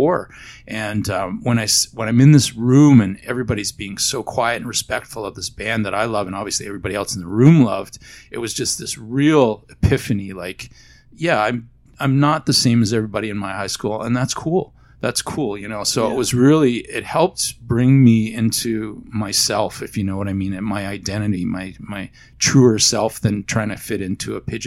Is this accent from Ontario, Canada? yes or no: yes; Barrie, Ontario, Canada; also born or lived in Toronto; growing up in Barrie, Ontario, at a small high school